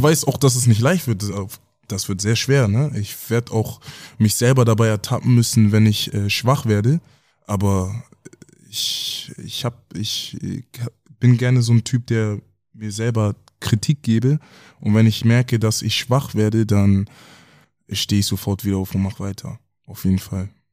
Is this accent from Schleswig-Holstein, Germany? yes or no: yes; Kaltenkirchen, Schleswig-Holstein, Germany; also born or lived in Hamburg; bin in Hamburg geboren, aber in Kaltenkirchen aufgewachsen